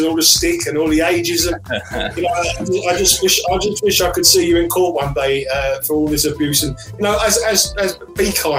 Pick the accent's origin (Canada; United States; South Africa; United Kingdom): United Kingdom; England; as an Englishman and as an English fan